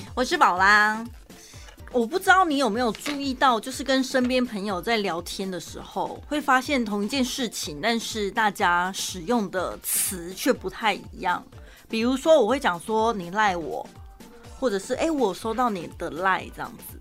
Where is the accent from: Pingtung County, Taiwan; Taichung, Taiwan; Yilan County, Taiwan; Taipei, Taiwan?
Taichung, Taiwan; accent: Taichung accent; 我们的台中腔